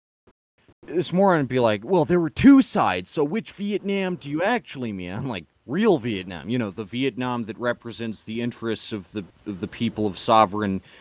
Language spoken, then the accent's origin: English; United States; I'm American.